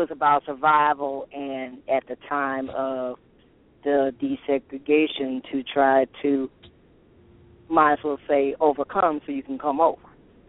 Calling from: Toledo, Ohio, United States; I'm calling from Toledo, Ohio.

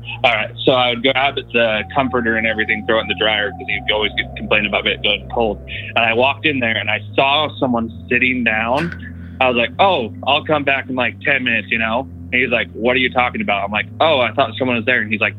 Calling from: Utah, United States; from Central Utah.

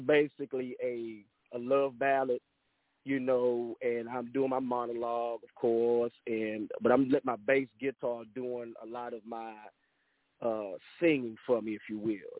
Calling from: Angleton, Texas, United States; I'm calling here on, uh, from the third coast, uh, here in uh, Angleton, Texas

